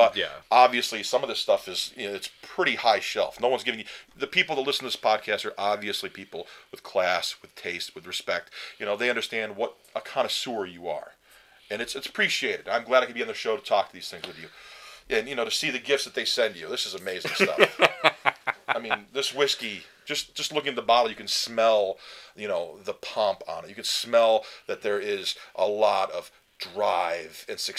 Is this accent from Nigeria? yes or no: no; Canada; I don't know why I would ever admit I'm from Canada, but whatever.